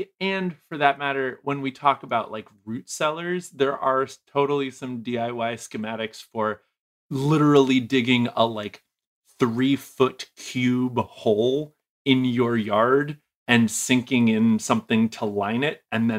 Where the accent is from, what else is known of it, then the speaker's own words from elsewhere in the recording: New England, United States; because I'm originally from New England. That's the time of year where you stop being able to get food out of the ground and everything freezes and dies